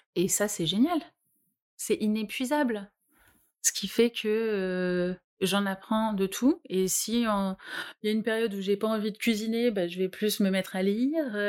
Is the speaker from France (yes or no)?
yes; Normandy, France; je viens de Normandie